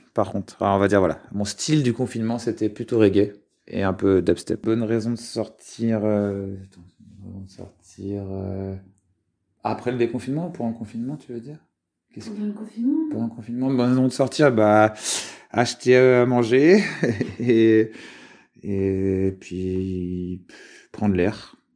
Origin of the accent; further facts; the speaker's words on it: Lyon, Auvergne-Rhône-Alpes, France; je suis de Lyon et en ce moment je suis sur Lyon